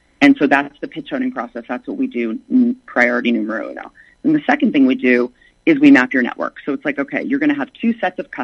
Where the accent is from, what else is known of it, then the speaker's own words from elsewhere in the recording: the South, United States; accent: southern; my southern accent